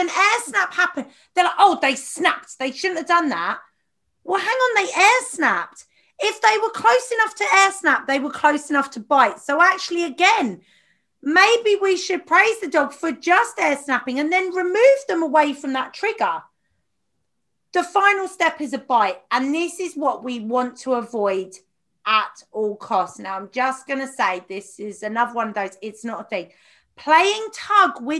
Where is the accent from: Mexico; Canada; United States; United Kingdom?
United Kingdom; Watford, East of England; I'm from Watford